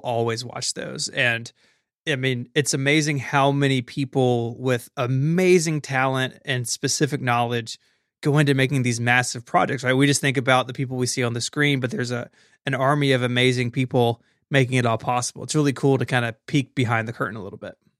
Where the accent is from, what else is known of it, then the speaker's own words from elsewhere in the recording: Memphis, Tennessee, United States; my hometown of Memphis. It's like 20 minutes from my house.